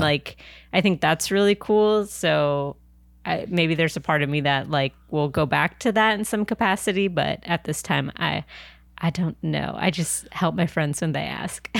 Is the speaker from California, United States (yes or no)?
yes; San Diego, California, United States; also born or lived in New York / Anaheim; now in Los Angeles, United States; I'm originally from San Diego